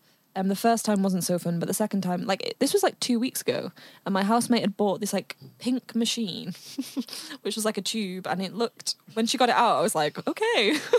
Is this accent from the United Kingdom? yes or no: yes; Manchester, North West England, United Kingdom; now in London, United Kingdom; we're from Manchester, and when I first moved to London